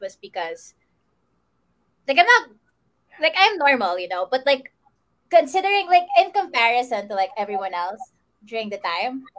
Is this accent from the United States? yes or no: no; Central Luzon, Philippines; I'm from Bulacan. I'm from the province. I'm not from Metro Manila.